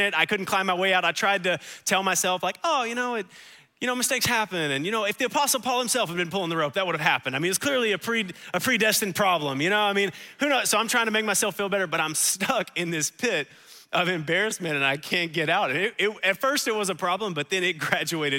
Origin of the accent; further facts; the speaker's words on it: United States; I'm an American.